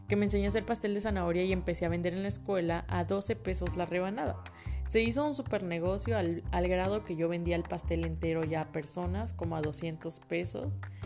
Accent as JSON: {"language": "Spanish", "town": "Villahermosa", "region": "Tabasco", "country": "Mexico", "tie": "born or raised there", "also_born_or_lived": "Puebla", "moved": "as an adult", "said": "ahora que estoy en la universidad, que sí me fui de Villahermosa"}